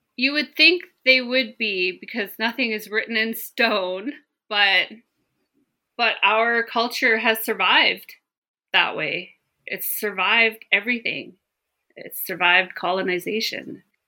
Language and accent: English; Gitlaxt'aamiks, British Columbia, Canada; moved away as an adult; now in Terrace, Canada; I grew up in the small community of Gitloch Dammocks, which is formerly known as New Ianch.